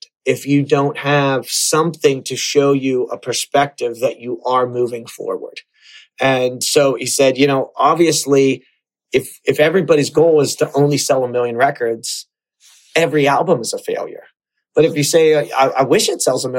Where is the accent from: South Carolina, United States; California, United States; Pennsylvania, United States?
Pennsylvania, United States; Pittsburgh; growing up in Pittsburgh, a city that was impoverished